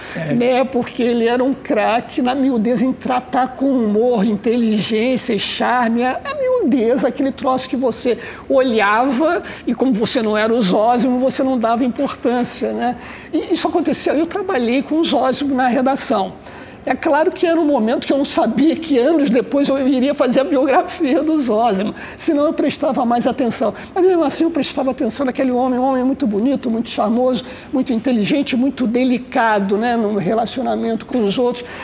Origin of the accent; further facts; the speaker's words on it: Rio de Janeiro, Brazil; eu nasci no subúrbio. Eu morei no subúrbio até os 20 anos. Eu nasci ali na Vila da Penda, fui morar em Vaz Lobo